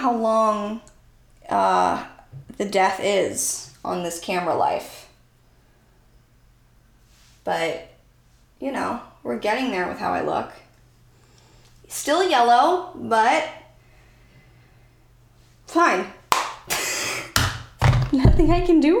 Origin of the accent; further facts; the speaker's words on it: Santa Clarita, California, United States; I grew up in Santa Clarita, California.